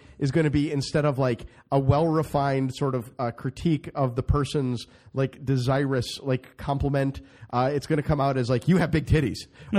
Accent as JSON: {"language": "English", "region": "Midwest", "country": "United States", "tie": "born or raised there", "said": "So I'm from the Midwest."}